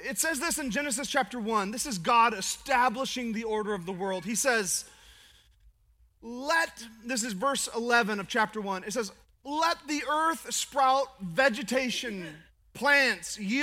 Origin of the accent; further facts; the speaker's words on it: Alaska, United States; I'm from Alaska